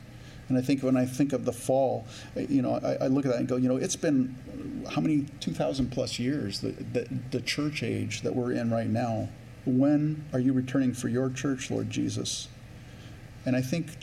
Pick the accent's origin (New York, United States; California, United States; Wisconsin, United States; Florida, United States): California, United States; now in Minnesota, United States; I grew up in California